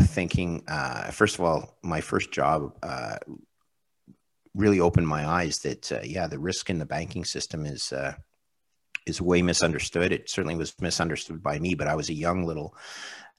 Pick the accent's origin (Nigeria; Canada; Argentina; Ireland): Canada; as a Canadian